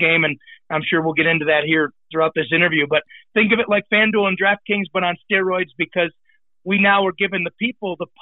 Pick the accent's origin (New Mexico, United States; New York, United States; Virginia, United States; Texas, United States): New York, United States; Buffalo; I was born and raised in Buffalo, New York